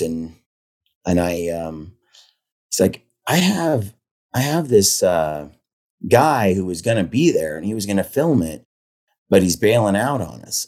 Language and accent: English; Oregon City, Oregon, United States; grew up in Oregon City, which is, uh, a little town